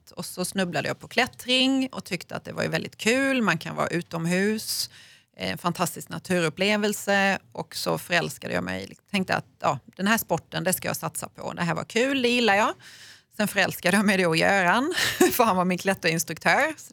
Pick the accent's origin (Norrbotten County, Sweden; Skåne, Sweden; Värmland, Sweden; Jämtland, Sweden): Skåne, Sweden; Malmö; eftersom jag kommer från Malmö